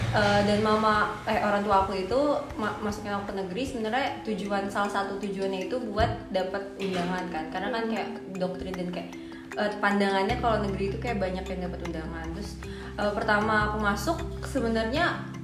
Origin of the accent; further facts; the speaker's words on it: Jakarta, Indonesia; asalnya dari Jakarta